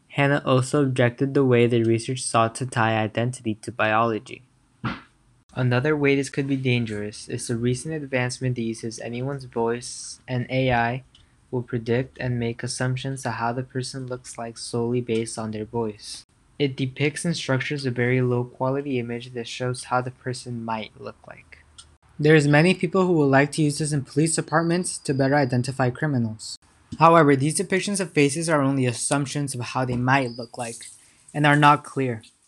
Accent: California, United States; I'm from California

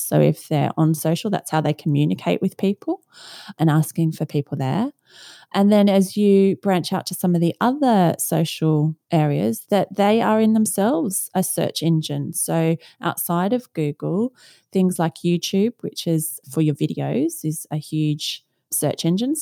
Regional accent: Australia; moved away as an adult; now in London, United Kingdom; So, I am from Australia originally and now live in London and have been here since two thousand and one.

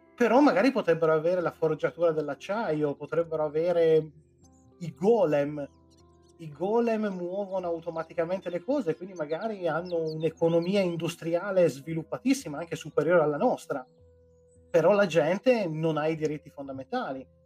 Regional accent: Piedmont, Italy; io sono piemontese

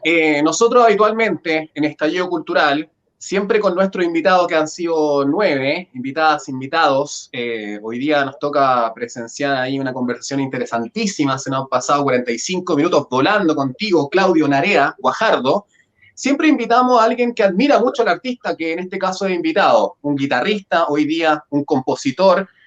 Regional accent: Valparaíso, Chile; yo soy oriundo del Cerro San Roque

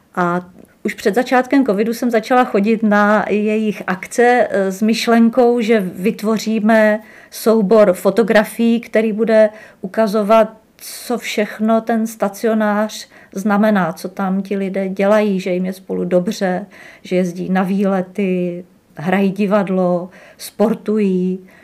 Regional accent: Třinec, Moravian-Silesian Region, Czechia; moved away as an adult; also born or lived in Uherské Hradiště / Brno; now in Jihlava, Czech Republic; já jsem z Třince

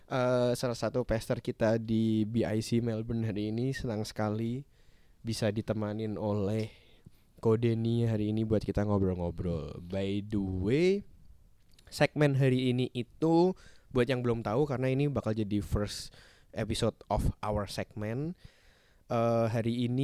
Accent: Semarang, Central Java, Indonesia; aku Semarang kok.

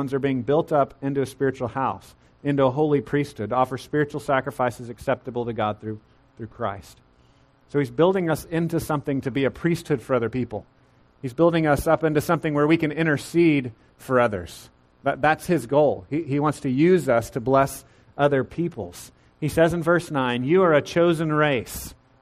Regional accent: Central Texas, United States; growing up in Central Texas

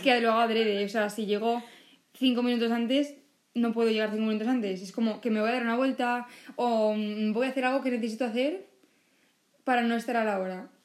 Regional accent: Valencia, Valencian Community, Spain; Yo soy de aquí, de Valencia, de España.

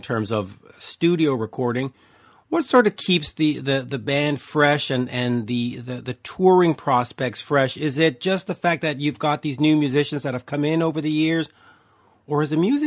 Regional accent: Canada; as a Canadian guy

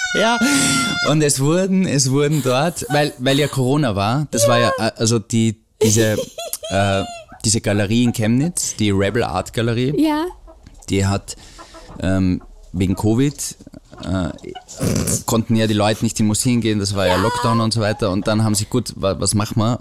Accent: Austria; bei uns in Österreich

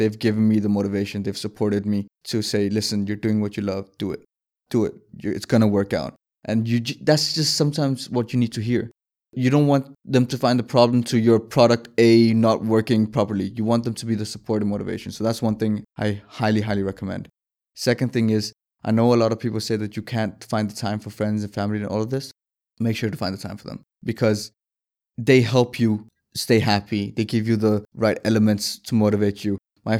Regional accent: Denmark; Born and raised in Denmark.

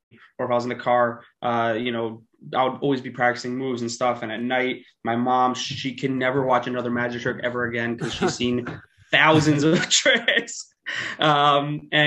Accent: New York City, New York, United States; I'm from Queens, New York. Grew up there, still live there

